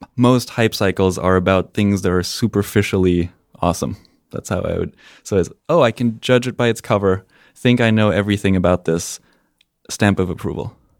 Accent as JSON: {"language": "English", "country": "Spain", "tie": "born or raised there", "also_born_or_lived": "Germany", "moved": "as an adult", "said": "I am German, and, uh, when I was three, my parents decided that they wanted to move to Spain. So I grew up in Spain, went to, uh, high school there"}